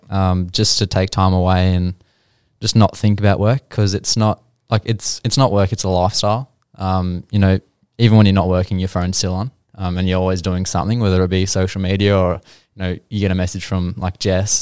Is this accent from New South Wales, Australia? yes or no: no; Geelong, Victoria, Australia; I grew up in Geelong. Uh, I've probably moved house about 15 or so times.